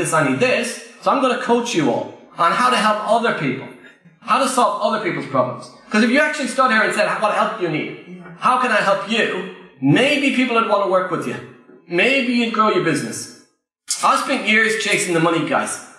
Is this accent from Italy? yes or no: no; Ireland; I'm Irish, English is my second language